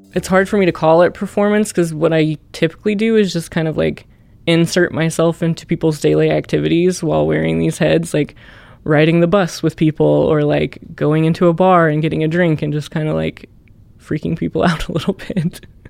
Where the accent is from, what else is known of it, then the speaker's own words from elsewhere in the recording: the Ozarks, United States; growing up in the Ozarks was cool